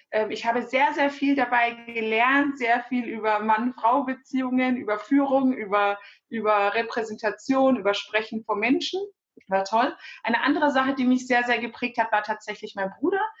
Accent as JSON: {"language": "German", "country": "Germany", "tie": "born or raised there", "said": "Meine Eltern sind sehr, sehr früh nach Deutschland gekommen aus der Türkei für ein besseres Leben. Äh, ich bin hier geboren, hier aufgewachsen"}